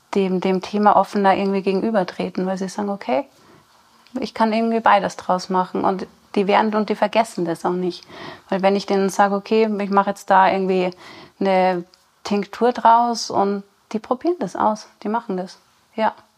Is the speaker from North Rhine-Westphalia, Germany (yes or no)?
no; Rosenheim/Chiemgau region, Bavaria, Germany; now in Chiemsee, Germany; bin auch gebürtig aus der Region, komme ein bisschen mehr aus den Bergen